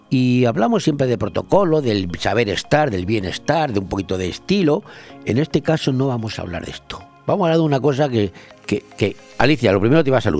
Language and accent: Spanish; Madrid, Community of Madrid, Spain; moved away; el bandido de Madrid, de mi pueblo